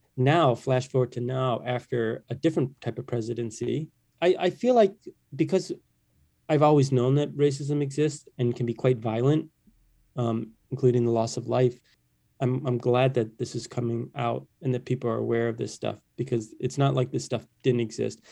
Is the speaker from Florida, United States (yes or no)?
no; Detroit, Michigan, United States; moved away; I grew up in Detroit